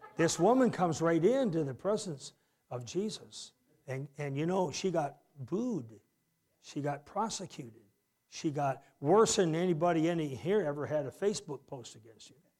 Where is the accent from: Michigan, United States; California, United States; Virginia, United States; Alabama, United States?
Michigan, United States; Harrison; I'm the kid from Harrison, Michigan.